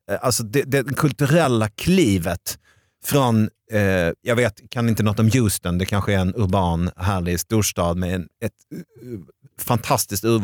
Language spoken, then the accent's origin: Swedish; Sweden; nej, men jag är från Sverige.